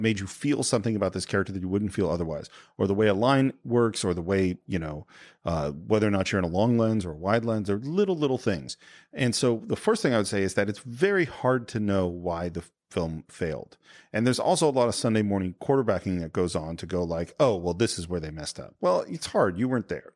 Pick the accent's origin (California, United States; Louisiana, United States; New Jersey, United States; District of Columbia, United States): California, United States; Northern; also born or lived in Berkeley; now in Los Angeles, United States; I'm from California. So I moved from Nor-, N-, Northern California